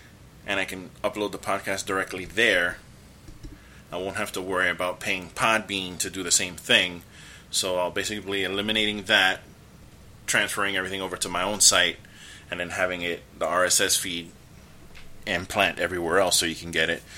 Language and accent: English; United States; I'm an American